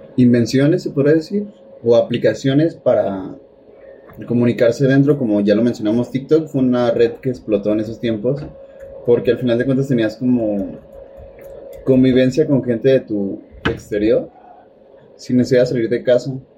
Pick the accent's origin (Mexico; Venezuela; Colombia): Mexico; los mexicanos somos